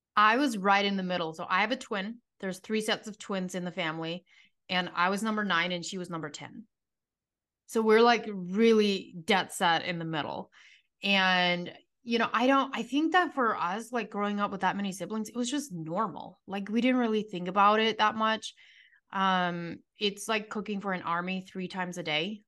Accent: United States; now in Arizona, United States; I grew up in the strictest form of Amish community that you can grow up

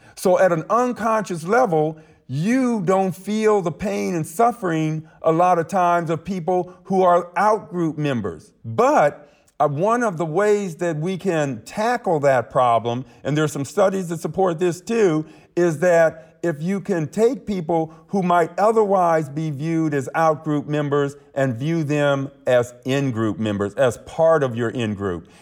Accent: Akron, Ohio, United States; my hometown of Akron, Ohio

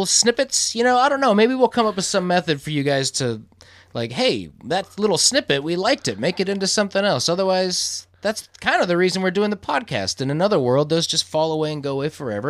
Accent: Iowa, United States; we grew up in towns in Iowa

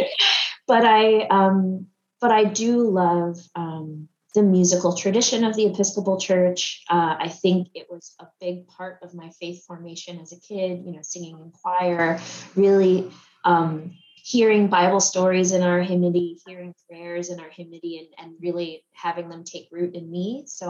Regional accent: Washington, District of Columbia, United States; now in New York, United States; I'm originally from Washington, D.C., grew up there

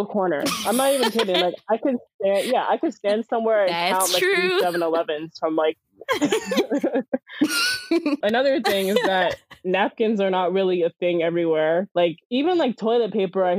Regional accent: United States; I'm American

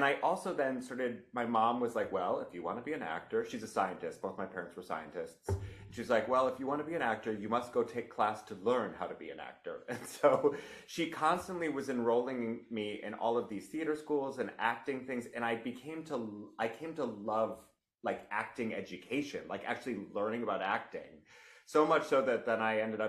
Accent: Rochester, New York, United States; moved away; I'm from Rochester, New York.

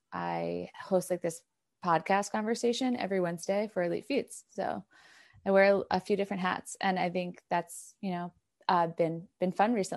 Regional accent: New York, United States; Yeah, I'm from New York originally, but now I feel like I'm from everywhere in the US because I just keep moving around.

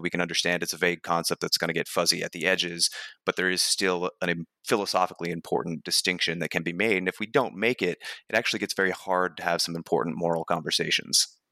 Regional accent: New Hampshire, United States; I grew up in New Hampshire and, and fairly rural New Hampshire

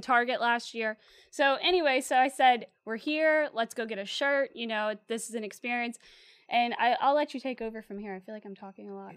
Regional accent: Slidell, Louisiana, United States; I'm originally from the North Shore over in Slidell

